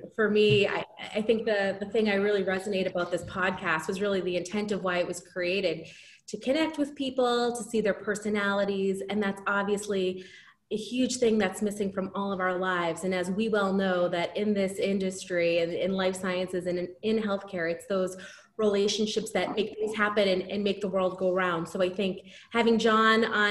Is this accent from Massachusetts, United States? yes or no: yes; just south of Boston, Massachusetts, United States; also born or lived in Cork, Ireland; I was born in Cork and emigrated to the US with my family when I was 5 years old. So grew up just south of Boston